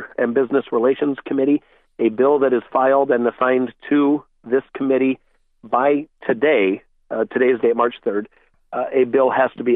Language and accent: English; Iowa, United States; my first job back after moving back to my hometown was at a Senex Harvest States Land O'Lakes. Co-op.